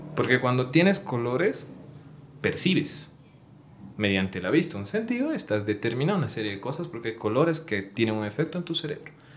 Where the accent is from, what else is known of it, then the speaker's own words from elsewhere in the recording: Sucre, Chuquisaca, Bolivia; now in Cochabamba, Bolivia; Yo soy de Sucre